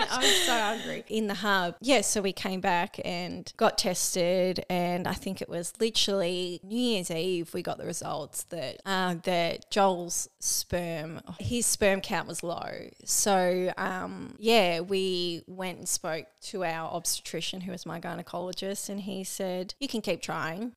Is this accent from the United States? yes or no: no; Melbourne, Victoria, Australia; moved away as an adult; also born or lived in Geelong; now in Barwon Heads, Australia; I grew up in Melbourne